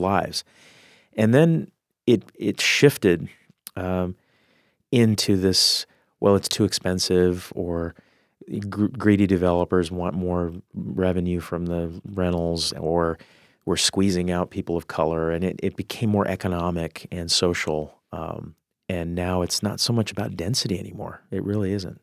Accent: Albuquerque, New Mexico, United States; now in Seattle, United States; I grew up in Albuquerque, it was a very spread out kinda cul-de-sac kind of a, a, a world

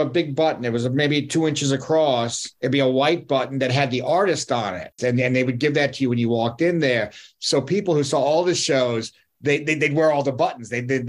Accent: New York, United States; in the neighborhood of Yorkville, where I grew up in the Upper East Side

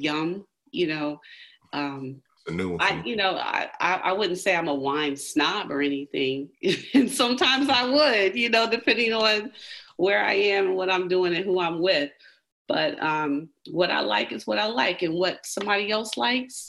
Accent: Richmond, Virginia, United States; I grew up in Richmond, Richmond Public Schools

